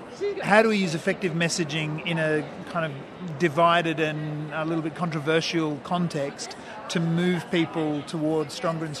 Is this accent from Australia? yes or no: yes; New South Wales, Australia; I'm from New South Wales